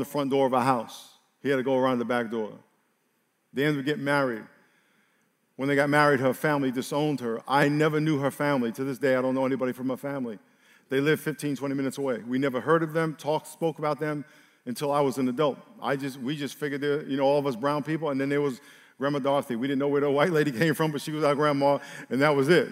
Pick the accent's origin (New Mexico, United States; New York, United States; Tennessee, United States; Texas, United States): New York, United States; I grew up in New York